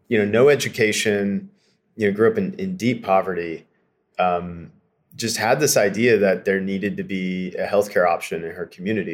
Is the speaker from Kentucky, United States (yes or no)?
yes; Eastern Kentucky, United States; moved away; I grew up in Eastern Kentucky